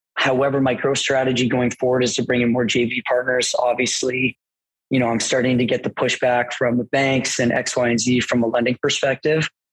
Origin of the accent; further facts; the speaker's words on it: Mississauga, Ontario, Canada; I grew up in Port Credit, which is like South Mississauga, so it's pretty close to Oakville.